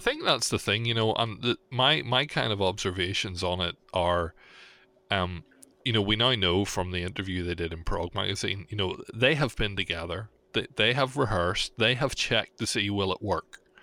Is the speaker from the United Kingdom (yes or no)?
yes; Belfast, Northern Ireland, United Kingdom; my hometown